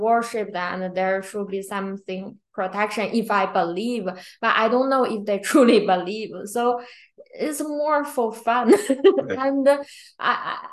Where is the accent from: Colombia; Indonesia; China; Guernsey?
China; also born or lived in Japan; now in United States; I grew up in China, and then I've been in Japan for several years, and then I came to the US